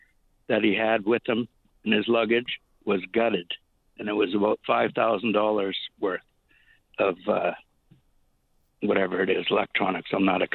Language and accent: English; Yellowknife, Northwest Territories, Canada; also born or lived in Edmonton, Canada; now in Hant's Harbour, Canada; I worked in a tribunal for 10 years in Edmonton. I'm from Yellowknife originally. My wife and stepsons are from Carbonear, and my wife and I live in Hans Harbour.